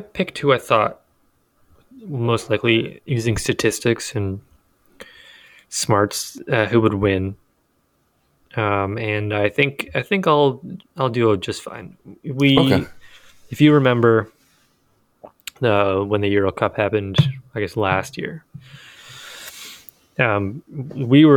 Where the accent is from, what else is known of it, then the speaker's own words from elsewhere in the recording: Canada; as a Canadian